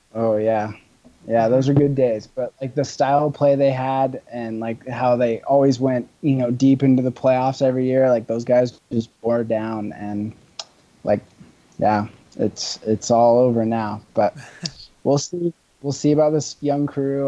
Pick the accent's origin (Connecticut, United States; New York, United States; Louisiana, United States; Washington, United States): Washington, United States; Bellingham; Taylor went to my high school actually. Oh. In Bellingham